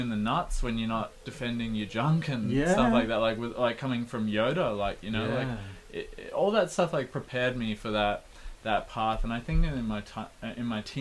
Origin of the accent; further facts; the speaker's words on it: Canberra, Australian Capital Territory, Australia; growing up in Canberra too